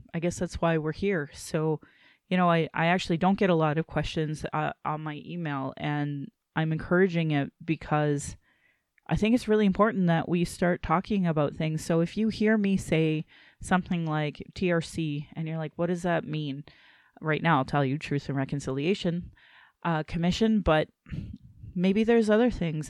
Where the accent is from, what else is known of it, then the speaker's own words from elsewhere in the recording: Calgary, Alberta, Canada; I was born in Calgary